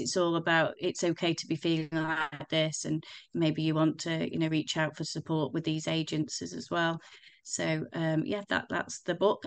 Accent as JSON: {"language": "English", "town": "Crewe", "region": "North West England", "country": "United Kingdom", "said": "I'm from Crewe, um, I still live in Crewe"}